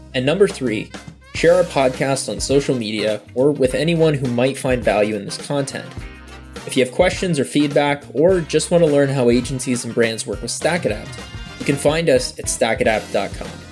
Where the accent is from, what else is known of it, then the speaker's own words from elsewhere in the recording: Toronto, Ontario, Canada; I'm from Toronto